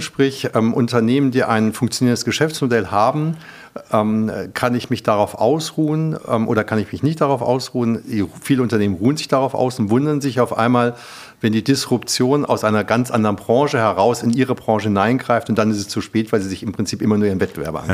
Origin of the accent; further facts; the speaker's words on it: Germany; ich bin ja Europäer, ich bin ja auch Deutscher